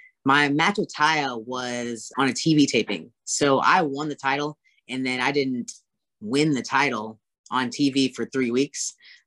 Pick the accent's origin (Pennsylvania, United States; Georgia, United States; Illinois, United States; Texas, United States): Texas, United States; Austin; moved away; I'm from Austin, Texas